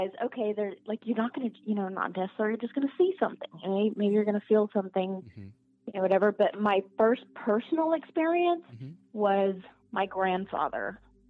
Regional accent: Albuquerque, New Mexico, United States; moved away; I'm originally from Albuquerque, New Mexico

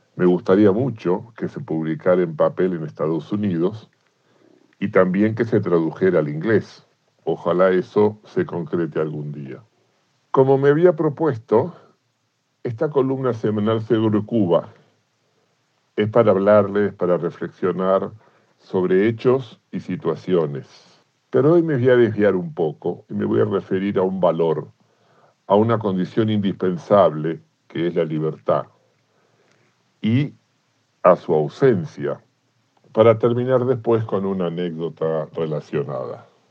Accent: Argentina; como argentino

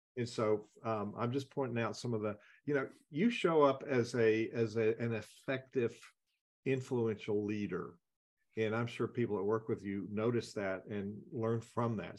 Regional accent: the South, United States; I'm a Southerner

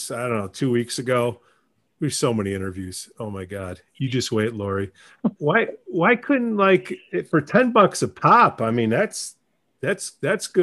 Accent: Chicago, Illinois, United States; I grew up in Chicago.

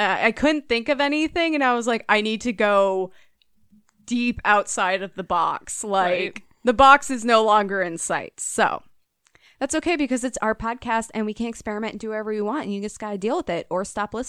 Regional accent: Minnesota, United States; you can't say your state because no one knows where Minnesota is.

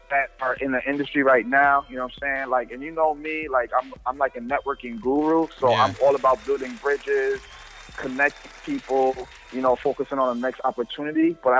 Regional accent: New Jersey, United States; I am from New Jersey, all over New Jersey.

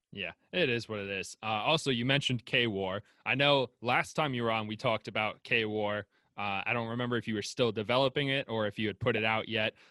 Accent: New York, United States; I'm from New York

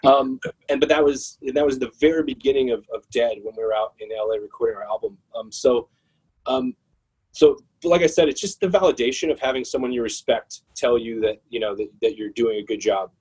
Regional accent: Phoenix, Arizona, United States; moved away as an adult; now in New York, United States; I'm from Phoenix. I was born in Phoenix

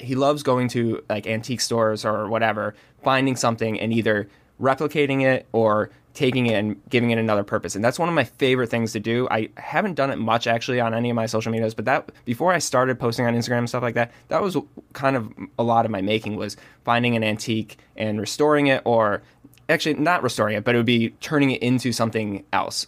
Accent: Rochester, New York, United States; I grew up in Rochester, New York, which is the home of George Eastman

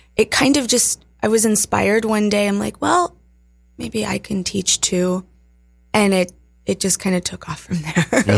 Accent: Virginia, United States; moved away; also born or lived in Colorado; I grew up in Virginia in the sticks, in the mountains

